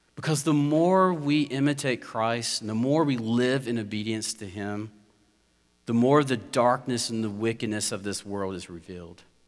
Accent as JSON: {"language": "English", "region": "South Georgia", "country": "United States", "said": "I'm from South Georgia, rural area"}